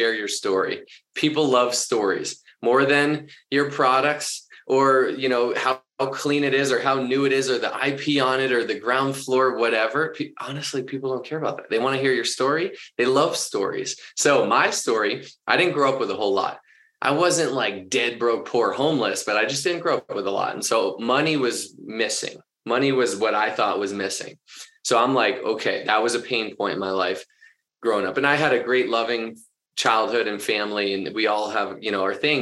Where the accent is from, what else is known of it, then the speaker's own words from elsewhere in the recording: Boston, Massachusetts, United States; also born or lived in Orange County, California; now in Denver, United States; I grew up in Boston